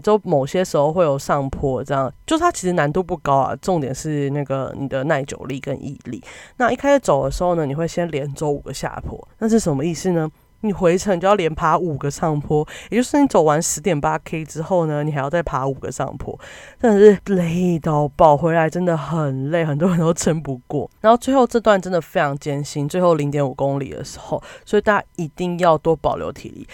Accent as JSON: {"language": "Chinese", "town": "Kaohsiung", "country": "Taiwan", "said": "身为高雄人"}